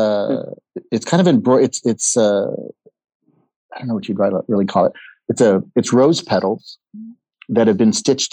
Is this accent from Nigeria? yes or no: no; McAllen, Texas, United States; moved away as an adult; also born or lived in Seattle; I was born in McAllen, Texas. And the hospital where I was born is probably 3 miles from the Mexican border